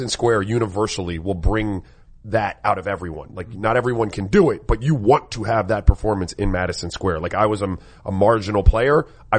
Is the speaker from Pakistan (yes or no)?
no; St. Croix, U.S. Virgin Islands; now in Miami, United States; You know, I have Caribbean roots, right? Like I grew up in St. Croix and here in Miami. I also spent a lot of time on the West Coast.